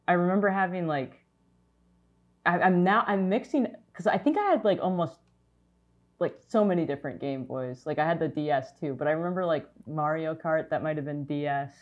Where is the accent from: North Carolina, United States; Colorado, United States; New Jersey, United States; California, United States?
California, United States; Orange County; I'm from Orange County.